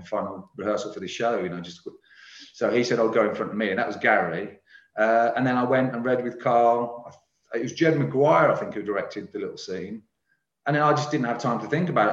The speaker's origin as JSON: {"language": "English", "town": "Birmingham", "region": "West Midlands", "country": "United Kingdom", "said": "I'm a Brummie"}